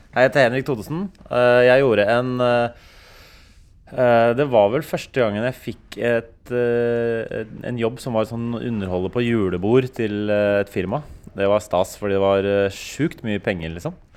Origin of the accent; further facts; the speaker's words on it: Oslo, Norway; jeg kommer fra Bekkelaget